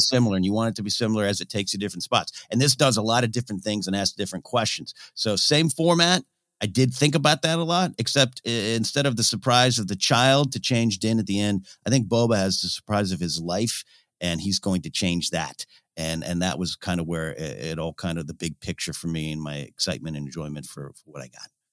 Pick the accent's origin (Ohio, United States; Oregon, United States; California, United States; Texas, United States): California, United States; Pismo Beach; I grew up in Pismo Beach, I was playing on the sand dunes